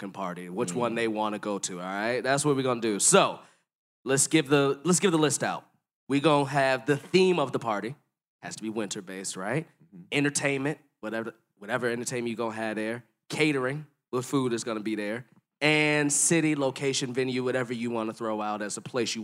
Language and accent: English; Chicago, Illinois, United States; moved away as an adult; I moved from Chicago in October 2012